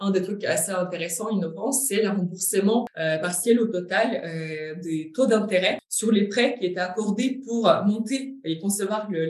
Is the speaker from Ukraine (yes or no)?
yes; Ukraine; accent: Ukrainian; French is a second language; moved away as an adult; now in France; je suis ukrainienne.